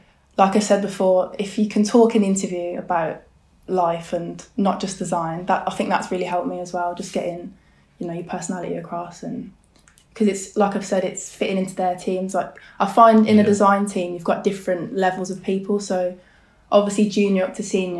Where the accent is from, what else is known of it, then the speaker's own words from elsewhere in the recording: Birmingham, West Midlands, United Kingdom; moved away as an adult; also born or lived in Bromsgrove / Sutton Coldfield; now in London, United Kingdom; born in Birmingham. Born and raised in Bromsgrove and Sutton Coldfield